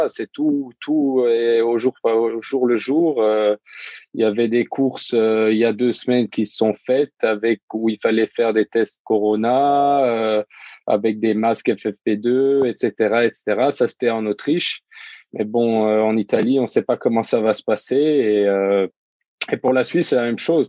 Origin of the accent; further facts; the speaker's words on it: Luxembourg; je viens du Luxembourg